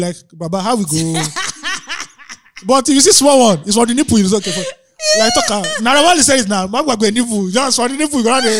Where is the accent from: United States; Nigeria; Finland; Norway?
Nigeria; We are Nigerian men.